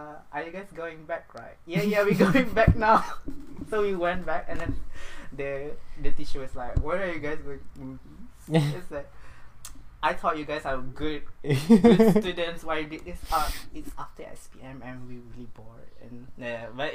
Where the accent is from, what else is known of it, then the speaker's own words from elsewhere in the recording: Langkawi, Kedah, Malaysia; moved away as an adult; now in New Zealand; I'm from Malaysia, Langkawi